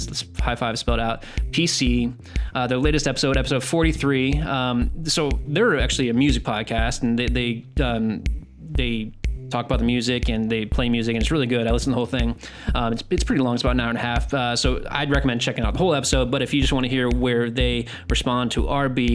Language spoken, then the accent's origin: English; United States; I'm American